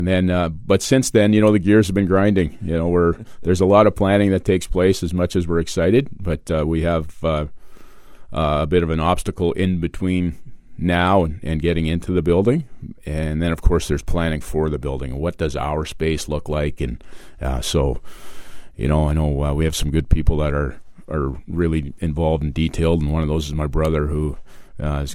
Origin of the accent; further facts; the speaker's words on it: Steinbach, Manitoba, Canada; I grew up playing here in Steinbach and I'm a resident here